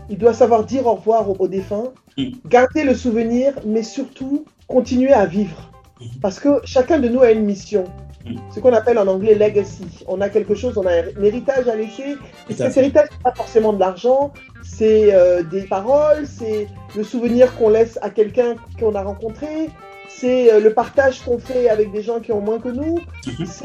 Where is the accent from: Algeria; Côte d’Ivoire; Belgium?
Côte d’Ivoire; Abidjan; moi j'ai grandi donc euh, à Abidjan en fait, hein.